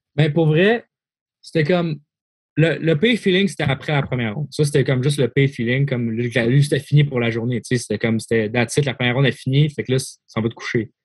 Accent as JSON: {"language": "French", "country": "Canada", "tie": "born or raised there", "also_born_or_lived": "Switzerland", "moved": "yes", "said": "j'ai grandi en Suisse, grandi au Canada."}